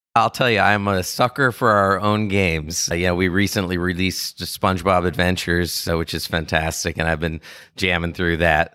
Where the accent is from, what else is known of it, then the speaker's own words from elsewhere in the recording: Washington, District of Columbia, United States; I grew up in D C, and I was in the city, and it was a great place to grow up.